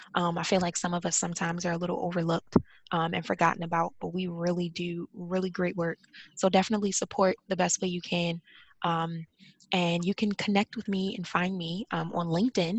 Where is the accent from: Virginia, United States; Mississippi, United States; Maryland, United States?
Maryland, United States; Baltimore; I'm from Baltimore, so um, I had to commute every day to work to DC